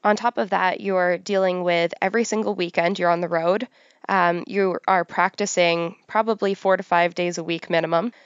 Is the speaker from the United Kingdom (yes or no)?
no; Pickering, Ontario, Canada; I grew up on the outskirts of Toronto. I grew up in Pickering.